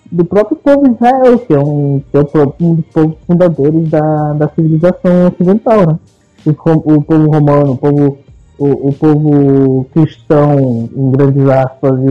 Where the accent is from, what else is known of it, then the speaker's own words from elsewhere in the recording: Buenos Aires, Argentina; eu nasci na, na, Argentina, em Buenos Aires. É, a minha família é judia, de pai, mãe e parceiro. Inclusive, eu nasci num hospital na Argentina que chama Hospital Israelita